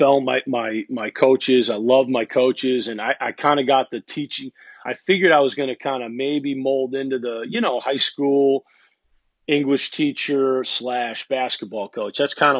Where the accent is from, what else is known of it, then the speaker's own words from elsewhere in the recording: Massachusetts, United States; born there; also born or lived in Kansas City / Connecticut / Illinois; I was born in Massachusetts, actually, and I live there now, which is kind of ironic, but was born in Massachusetts and moved, I think, when I was probably two and a half years old.